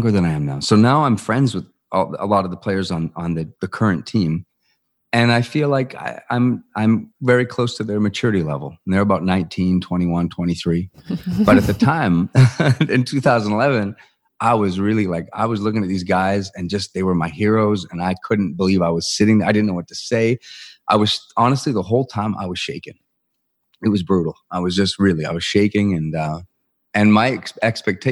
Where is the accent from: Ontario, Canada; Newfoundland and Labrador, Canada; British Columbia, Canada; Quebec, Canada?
British Columbia, Canada; Vancouver; my hometown team, the Vancouver Canucks